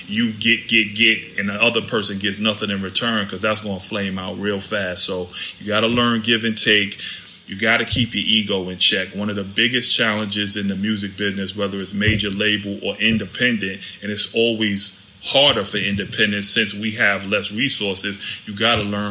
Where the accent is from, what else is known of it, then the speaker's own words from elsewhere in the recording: New York City, New York, United States; moved away; also born or lived in Washington, D.C.; I'm D.C. and New York, born and raised in Harlem, New York City.